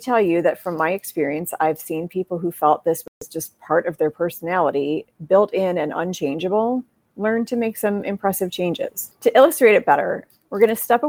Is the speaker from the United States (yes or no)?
yes; Midwest, United States; I'm from the Midwest